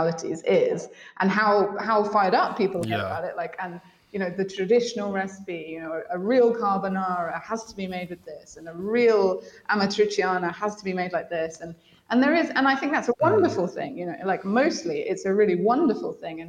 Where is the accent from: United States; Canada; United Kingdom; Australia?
United Kingdom; Devon, South West England; moved away as an adult; also born or lived in London; now in Sardinia, Italy; I'm from Devon